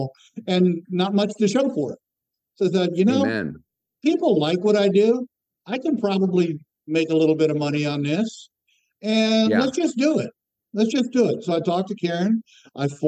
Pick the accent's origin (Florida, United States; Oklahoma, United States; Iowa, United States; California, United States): Florida, United States; I grew up in Florida in the Southern Baptist world